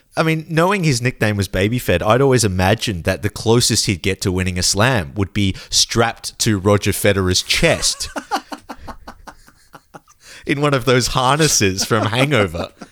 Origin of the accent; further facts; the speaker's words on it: Australia; we grew up in Australia seeing on television